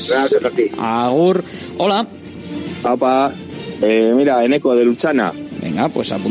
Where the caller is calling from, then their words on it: Bilbao, Basque Country, Spain; Hola, buenas. … de Bilbao.